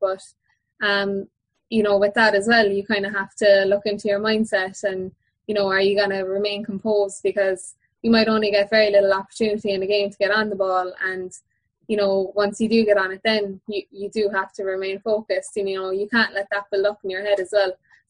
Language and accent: English; Kilbrittain, Munster, Ireland; Yeah, massive. It was huge, really. Like, my dad, both my parents are Kilbritton people